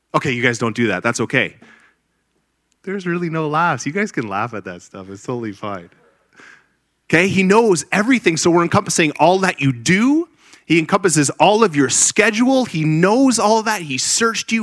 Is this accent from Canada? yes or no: yes; Grimsby, Ontario, Canada; moved away as an adult; now in Liberty, United States; I was born and raised in Grimsby, Ontario, Canada